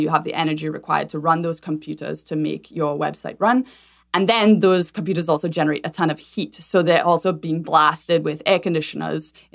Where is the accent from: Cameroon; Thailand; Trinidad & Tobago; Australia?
Trinidad & Tobago; moved away as an adult; now in United States; I'm originally from Trinidad and Tobago, born and raised there, and have lived in the States for about 15 years.